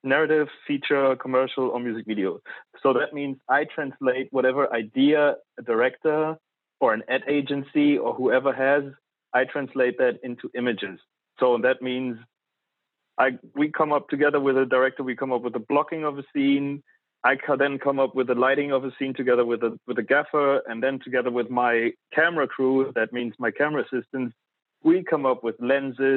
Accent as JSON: {"language": "English", "region": "East Germany", "country": "Germany", "tie": "born or raised there", "also_born_or_lived": "London", "moved": "as an adult", "said": "I was born in East Germany."}